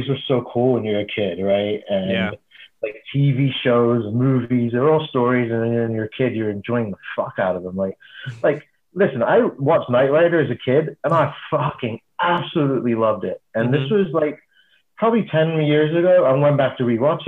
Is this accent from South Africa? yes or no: no; England, United Kingdom; I grew up in England